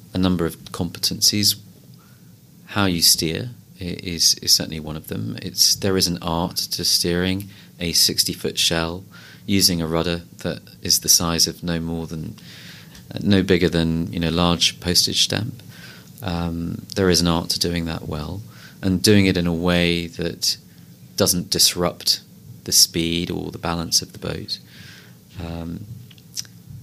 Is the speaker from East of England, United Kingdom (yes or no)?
no; London, United Kingdom; I was born and brought up in London, I went to a school in southwest London called Hampson School